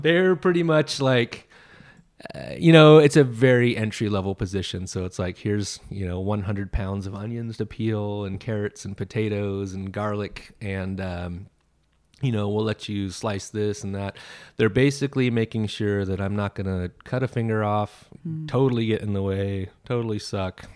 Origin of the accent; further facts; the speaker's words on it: Sacramento, California, United States; also born or lived in Central Coast, California; I was born in Sacramento and yeah. um, I moved to the Central Coast in the summer in between seventh and eighth grade